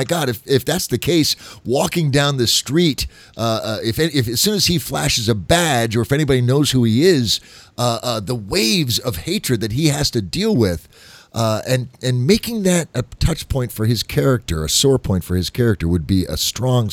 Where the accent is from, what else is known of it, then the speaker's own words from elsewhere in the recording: Wyoming, United States; I'm from Wyoming